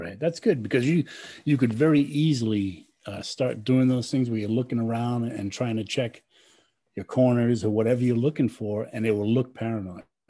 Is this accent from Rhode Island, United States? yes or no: yes; Rhode Island, United States; moved away as an adult; I'm from Rhode Island and uh, I was born and raised there.